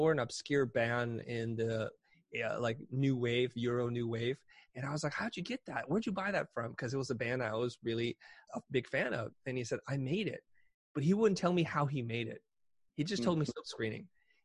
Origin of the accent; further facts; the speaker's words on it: San Jose, California, United States; also born or lived in Saigon, Vietnam / Kansas City, Missouri; We wound up in Kansas City, Missouri, before finally settling in San Jose, California